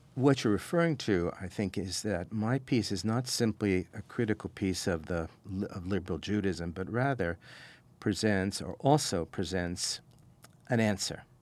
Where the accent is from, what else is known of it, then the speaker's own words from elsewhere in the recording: St. Louis, Missouri, United States; moved away as an adult; also born or lived in Claremont, California / Toronto; I grew up in Saint Louis, moved to L A when I was eighteen to go to college here in Claremont.